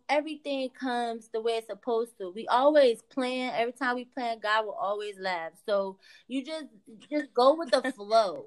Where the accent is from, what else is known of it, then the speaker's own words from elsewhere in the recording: New Jersey, United States; I'm from Jersey.